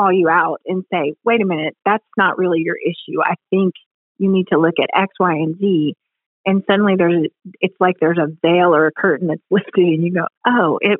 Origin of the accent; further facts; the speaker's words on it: Ohio, United States; moved away; I'm from Ohio. My parents are in Ohio